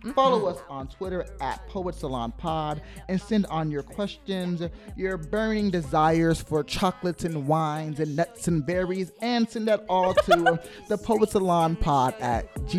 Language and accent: English; Seattle, Washington, United States; chatting with us about my hometown Seattle